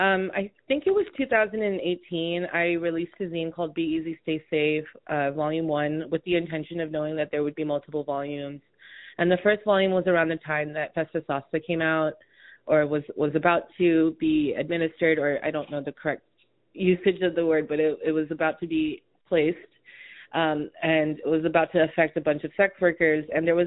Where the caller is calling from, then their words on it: Honolulu, Hawaii, United States; also born or lived in New York City; I use they and them pronouns. I'm calling in from Honolulu, Hawaii, specifically the island of Oahu. But I've spent a lot of time in other parts of the U.S., more specifically New York City, but now I'm based in Honolulu.